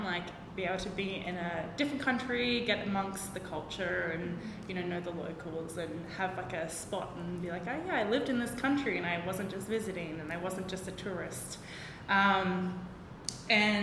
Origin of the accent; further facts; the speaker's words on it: Byron Bay, New South Wales, Australia; moved away as an adult; now in Vietnam; I'm from Australia, Byron Bay.